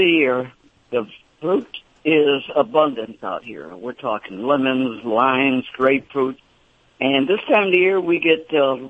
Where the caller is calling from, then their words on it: Phoenix, Arizona, United States; I'm calling from Phoenix, Arizona.